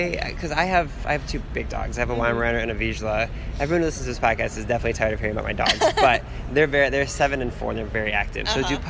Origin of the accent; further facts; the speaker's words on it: Cleveland, Ohio, United States; I'm from Cleveland.